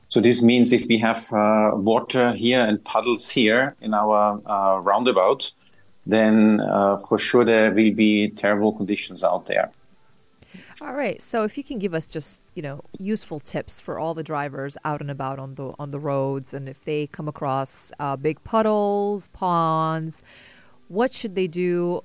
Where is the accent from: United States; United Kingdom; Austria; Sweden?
Austria; moved away as an adult; now in Dubai, United Arab Emirates; I'm from Austria